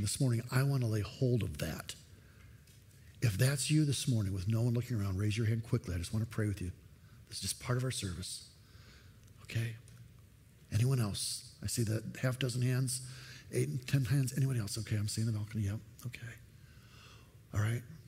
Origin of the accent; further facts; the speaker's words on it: United States; I'm an American, but I'm a foreigner in this country